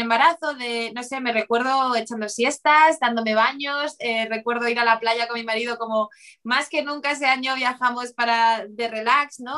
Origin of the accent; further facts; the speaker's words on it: Bilbao, Basque Country, Spain; yo, yo de Bilbao